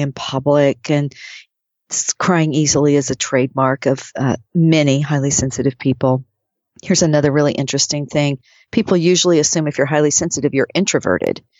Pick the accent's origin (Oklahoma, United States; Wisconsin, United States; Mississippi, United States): Oklahoma, United States; I grew up in Oklahoma